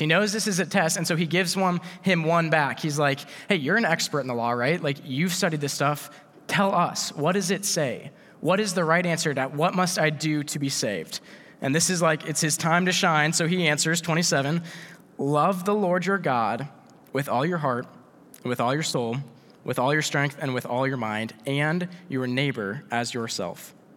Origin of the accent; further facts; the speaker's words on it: Iowa, United States; we're from Iowa.